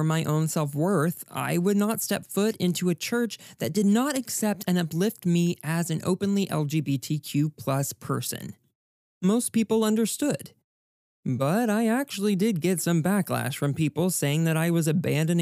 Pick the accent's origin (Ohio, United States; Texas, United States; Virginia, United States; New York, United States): Texas, United States; as a Texan, I was raised to be proud